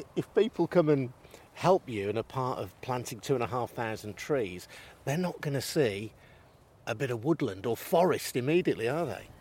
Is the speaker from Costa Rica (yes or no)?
no; Birmingham, West Midlands, United Kingdom; When I was a kid growing up in Northfield in the southwest of Birmingham